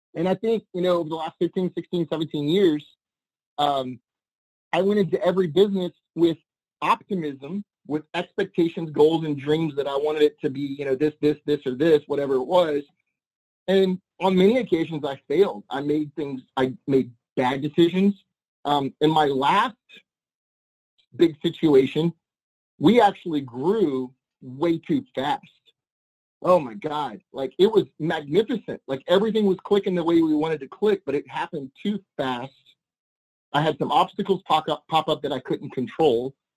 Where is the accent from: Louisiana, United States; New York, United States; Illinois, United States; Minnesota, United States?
Louisiana, United States; New Orleans; moved away as an adult; I grew up in New Orleans, my high school years and the few years after my early 20s